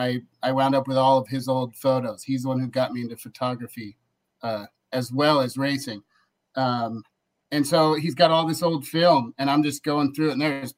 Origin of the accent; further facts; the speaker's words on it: Pacific Northwest, United States; Born and raised in the Pacific Northwest, never been to Vegas.